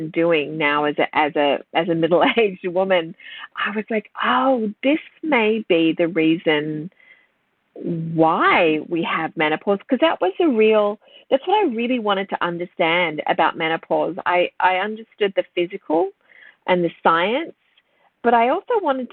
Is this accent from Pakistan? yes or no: no; Sydney, New South Wales, Australia; I grew up around Terry Hill, St. Ives in Sydney.